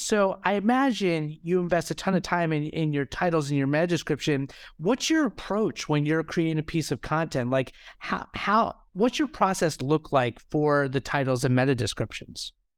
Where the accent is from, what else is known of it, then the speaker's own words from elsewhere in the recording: United States; I am American